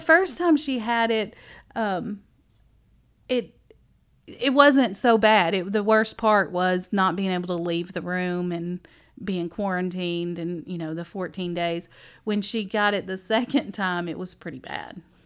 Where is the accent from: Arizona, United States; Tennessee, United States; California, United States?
Tennessee, United States; Dickson; also born or lived in Naples, Florida; I moved to Dixon on my sixth birthday.